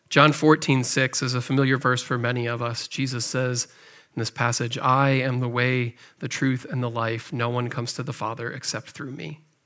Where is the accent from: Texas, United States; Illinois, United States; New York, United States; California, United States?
Illinois, United States; McHenry; moved away; also born or lived in Cahokia, Illinois; I grew up in McHenry, Illinois, just over the border, not too far away from here.